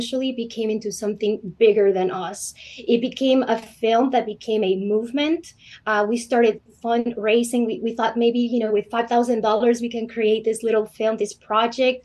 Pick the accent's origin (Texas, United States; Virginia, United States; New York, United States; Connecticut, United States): Texas, United States; Houston; moved away; I grew up in Houston.